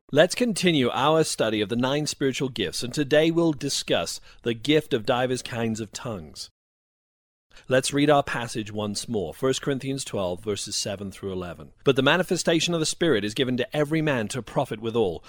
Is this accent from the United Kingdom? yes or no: yes; United Kingdom; now in United States; I was raised in an Anglican background in the U K. I experienced a dry and dusty religion for many years. I came to the U S